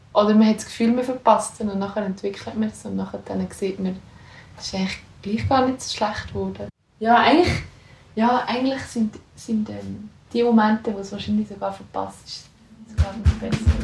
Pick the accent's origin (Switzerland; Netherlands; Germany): Switzerland; Lucerne; also born or lived in Austria / St. Gallen; ich komme ursprünglich aus Luzern